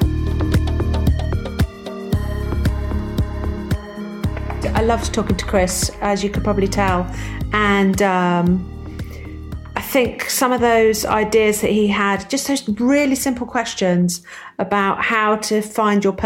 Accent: England, United Kingdom; I'm English.

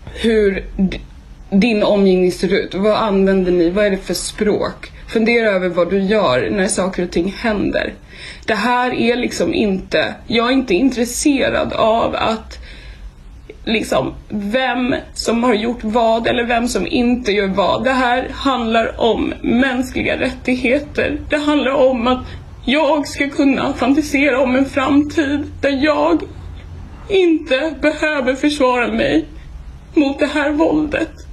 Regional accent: Sweden; det är lätt för oss här hemma i Sverige att sitta och titta på nyheterna

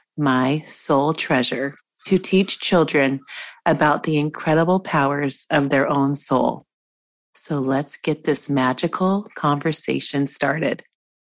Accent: Washington, United States; moved away; also born or lived in Montana; I lived in, I grew up in Washington State.

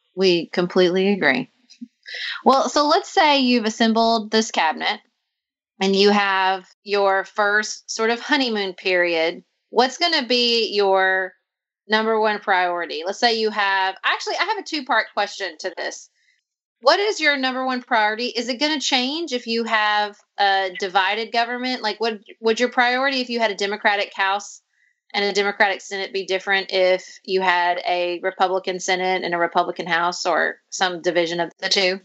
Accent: Kentucky, United States; accent: North Carolina; also born or lived in North Carolina; we are both from Kentucky

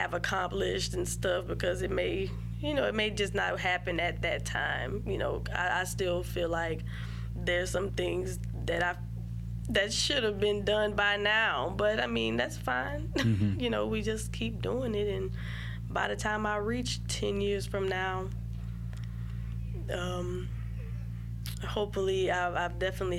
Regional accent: Baton Rouge, Louisiana, United States; also born or lived in Baker, Louisiana / Zachary, Louisiana; I'm representing Baton Rouge here

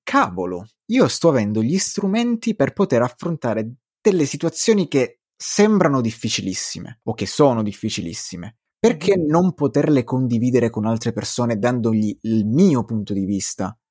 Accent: Crotone, Calabria, Italy; io sono di origini calabresi, vengo da Crotone

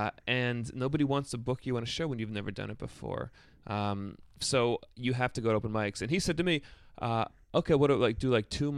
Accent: New York, United States; I grew up upstate. I grew up outside of Albany.

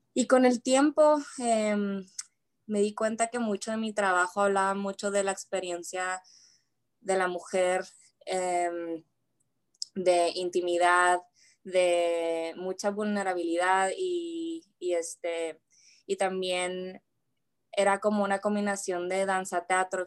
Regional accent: Ciudad Juárez, Chihuahua, Mexico; born or raised there; now in United States

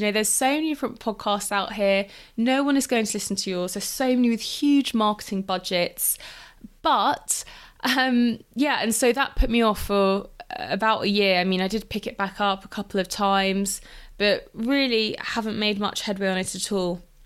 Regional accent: London, United Kingdom; also born or lived in Exeter / Lisbon; I grew up in London

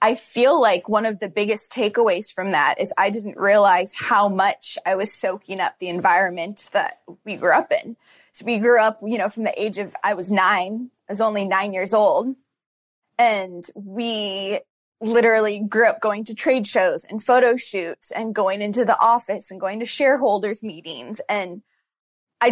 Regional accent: California, United States; now in Hawaii, United States; I'm from California

